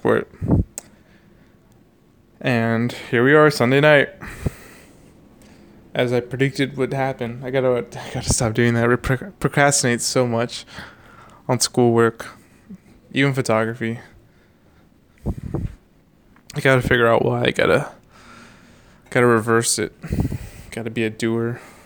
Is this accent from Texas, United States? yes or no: yes; Houston, Texas, United States; We're from Houston, Texas.